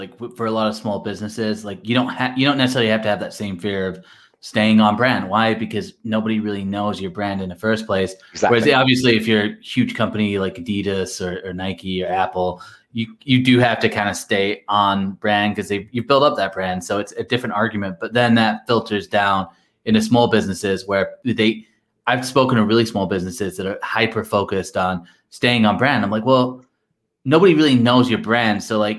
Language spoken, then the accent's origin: English; Blackpool, North West England, United Kingdom; You might not even know this, but I'm from Blackpool